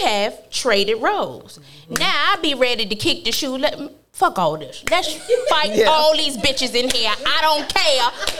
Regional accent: New York City, New York, United States; moved away as an adult; now in South Carolina, United States; I am a bougie New Yorker because where I grew up in the Bronx, I always had a home. I didn't live in the ghetto, and I didn't really use public transportation.

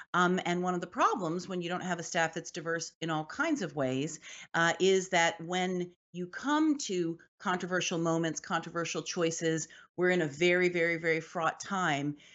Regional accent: Washington, District of Columbia, United States; I grew up in Washington, D C

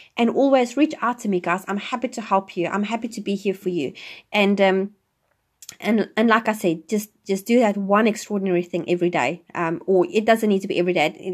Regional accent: South Africa; moved away as an adult; now in New Zealand; I'm originally from South Africa, and I live in New Zealand now

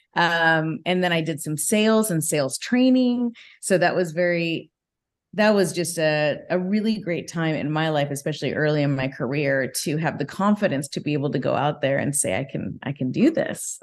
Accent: Whittier, California, United States; i grew up actually in whittier california

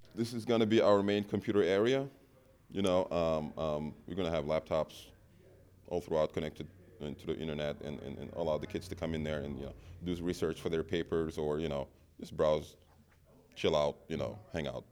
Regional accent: Senegal; moved away as an adult; also born or lived in Memphis, United States; now in Milwaukee, United States; I'm originally from Senegal, you know, West Africa, mm-hmm. but I moved to the U.S. when I was 19 to go to college uh, in, in Memphis

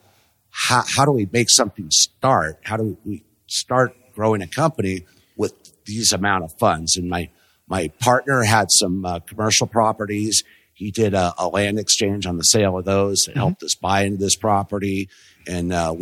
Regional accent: Los Angeles, California, United States; also born or lived in Corona, California; I grew up in the South Bay

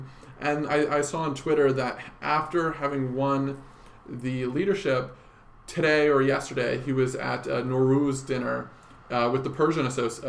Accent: Alberta, Canada; moved away; Brian Jean is actually my hometown MP.

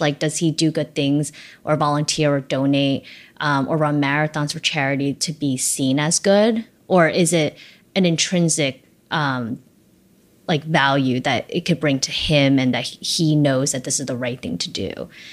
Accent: New York City, New York, United States; also born or lived in China; I came to Flushing, actually, first

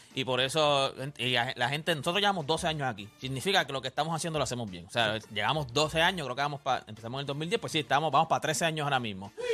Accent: Loíza, Puerto Rico; soy criado en Loisa

